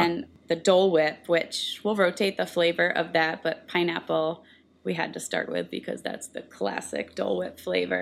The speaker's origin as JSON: {"language": "English", "region": "New Jersey", "country": "United States", "tie": "born or raised there", "moved": "yes", "said": "I grew up in New Jersey"}